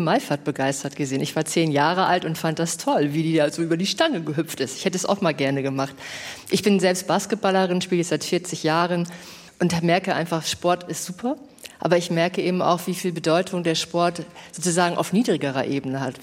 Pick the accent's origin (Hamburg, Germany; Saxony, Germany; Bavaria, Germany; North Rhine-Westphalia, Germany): Hamburg, Germany; Ich komme aus Hamburg.